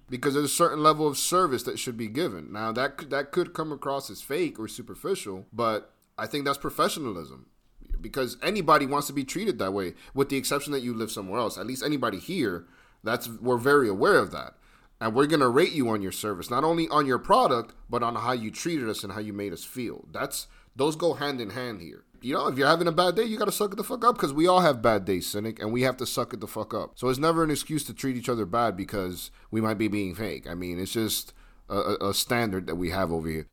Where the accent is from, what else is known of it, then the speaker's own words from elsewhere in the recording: United States; as an American